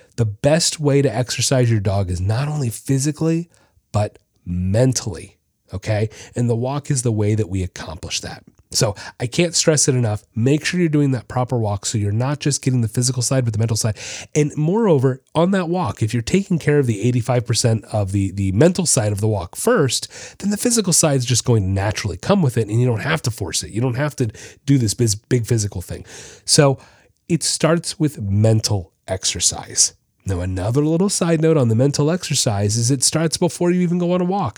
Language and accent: English; Florida, United States; also born or lived in Orlando; I'm from Florida